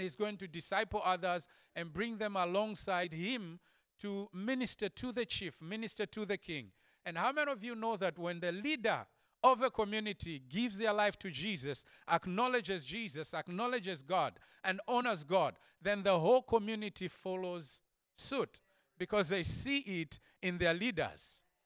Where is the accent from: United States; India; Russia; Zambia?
Zambia; I come from Zambia